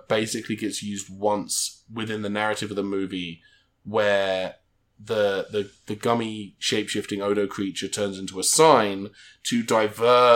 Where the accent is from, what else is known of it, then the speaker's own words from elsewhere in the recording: United Kingdom; moved away as an adult; now in United States; I'm British